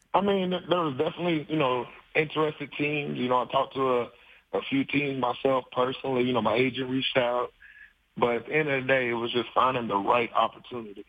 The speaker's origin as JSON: {"language": "English", "region": "Kentucky", "country": "United States", "moved": "yes", "said": "I'm from Kentucky"}